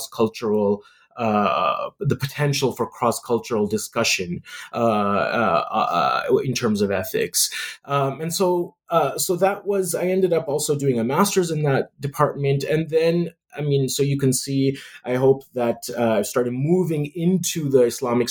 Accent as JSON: {"language": "English", "country": "Canada", "tie": "born or raised there", "said": "growing up in Canada"}